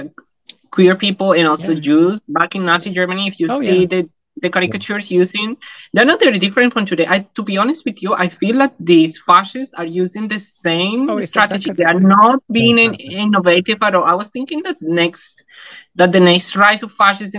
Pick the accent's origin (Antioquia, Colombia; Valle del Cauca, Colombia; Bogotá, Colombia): Bogotá, Colombia; English is a second language; moved away as an adult; also born or lived in Taiwan / Hong Kong; now in New Zealand; when I was growing up in Colombia